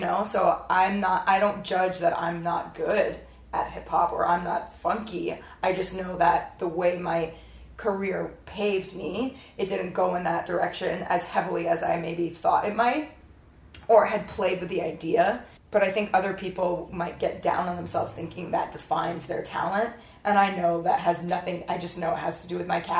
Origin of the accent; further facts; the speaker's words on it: Florida, United States; now in California, United States; I grew up in Florida, but I didn't grow up as a typical American family, and I didn't recognize that until I moved to California